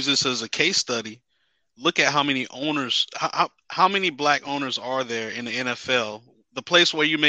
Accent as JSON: {"language": "English", "town": "Miami", "region": "Florida", "country": "United States", "tie": "born or raised there", "said": "growing up in Miami"}